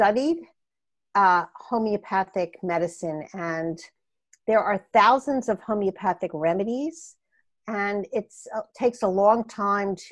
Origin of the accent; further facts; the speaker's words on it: Philadelphia, Pennsylvania, United States; accent: Philadelphia; moved away as an adult; also born or lived in Portland, Oregon; now in California, United States; You can tell I have not lost my Philadelphia accent all these years later.